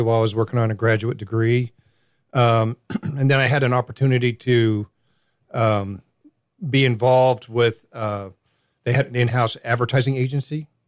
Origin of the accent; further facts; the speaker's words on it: Southern California, United States; now in Greenville, United States; growing up in Southern Cal